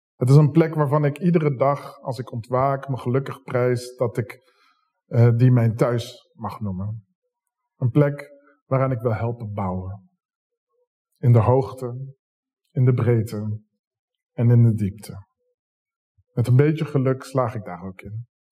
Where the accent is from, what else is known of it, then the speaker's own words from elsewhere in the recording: Zoetermeer, South Holland, Netherlands; now in Rotterdam, Netherlands; Opgroeiend in Zoetermeer